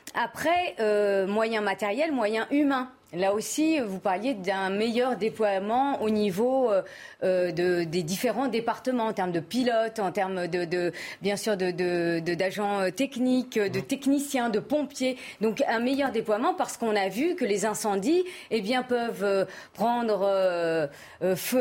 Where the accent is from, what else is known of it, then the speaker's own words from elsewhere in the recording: France; also born or lived in Paris suburbs; je suis française de confession musulmane